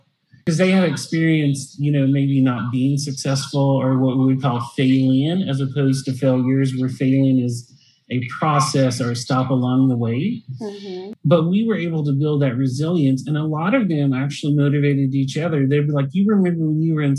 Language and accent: English; Salisbury, North Carolina, United States; I'm from Salisbury